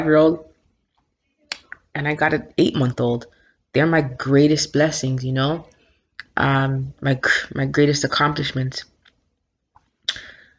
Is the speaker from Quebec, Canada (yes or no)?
no; Toronto, Ontario, Canada; also born or lived in Scarborough, Toronto; I may be from Scarborough. This is where I live, but yo, Jane and Finch raised me. That's where I'm from.